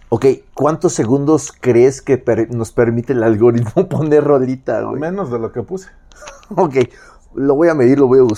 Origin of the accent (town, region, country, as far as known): Mexico City, Mexico